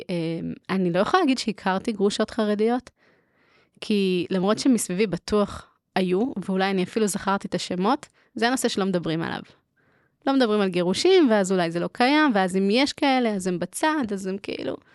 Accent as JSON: {"language": "Hebrew", "town": "Haifa", "region": "Haifa District", "country": "Israel", "tie": "born or raised there", "moved": "as an adult", "lives_now": "Jerusalem, Israel", "said": "מקהילה אה, ליטאית בחיפה."}